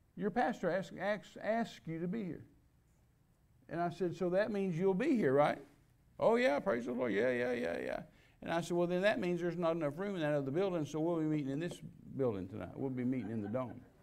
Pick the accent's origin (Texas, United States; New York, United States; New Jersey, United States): Texas, United States; I was raised in Pentecostal church in Texas